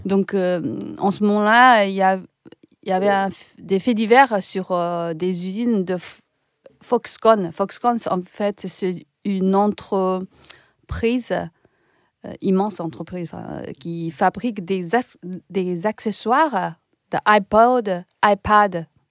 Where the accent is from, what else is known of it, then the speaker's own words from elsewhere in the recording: Ningbo, Zhejiang, China; French is a second language; moved away as an adult; now in France; je devais retourner dans, dans ma ville natale, Ningbo. C'est une ville à côté de Shanghai